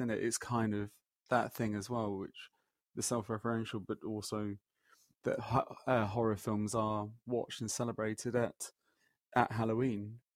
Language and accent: English; Leicester, East Midlands, United Kingdom; now in London, United Kingdom; I'm from Leicester. I'm also living in London